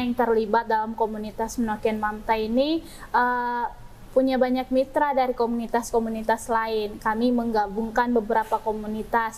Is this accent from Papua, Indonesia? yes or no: yes; Jayapura, Papua, Indonesia; Asal saya dari Jayapura